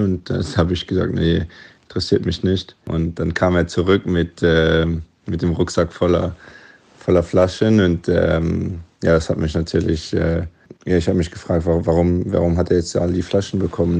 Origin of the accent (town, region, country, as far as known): Luxembourg